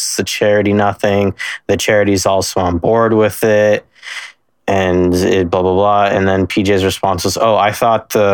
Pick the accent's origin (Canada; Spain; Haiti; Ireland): Canada; I am Canadian, so I had the full Reboot experience on YTV